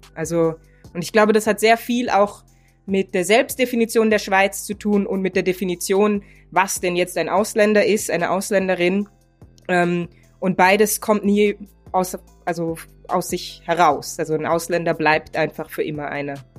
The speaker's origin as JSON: {"language": "German", "country": "Germany", "tie": "born or raised there", "moved": "yes", "lives_now": "Switzerland", "said": "ich bin in Deutschland geboren und aufgewachsen"}